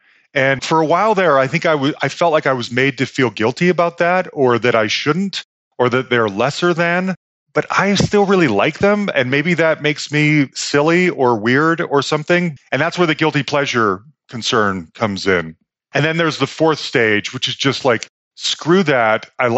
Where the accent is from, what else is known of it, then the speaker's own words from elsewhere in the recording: California, United States; So I grew up in the Bay Area.